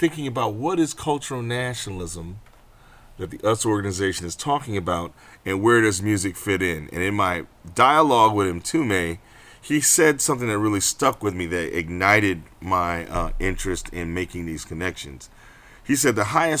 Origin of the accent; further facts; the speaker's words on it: Rochester, New York, United States; I was in my hometown, Rochester, New York